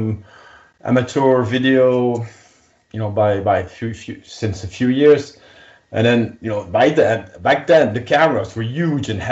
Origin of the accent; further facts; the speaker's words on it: Belgium; I'm a pilot from Belgium